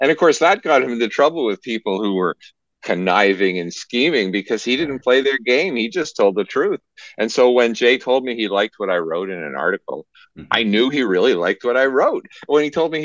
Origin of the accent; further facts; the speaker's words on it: Canada; as a Canadian, I followed NASA